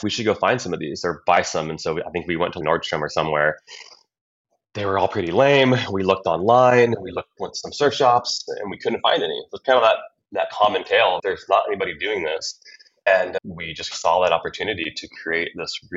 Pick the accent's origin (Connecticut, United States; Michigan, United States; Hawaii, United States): Hawaii, United States; Maui; moved away; also born or lived in Orange County, California; Wiley and I grew up together on Maui